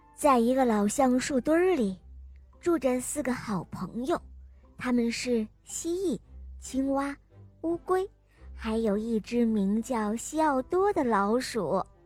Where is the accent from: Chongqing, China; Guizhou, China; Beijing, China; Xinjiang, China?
Guizhou, China; Zunyi; 今年四岁半，我来这块读作英语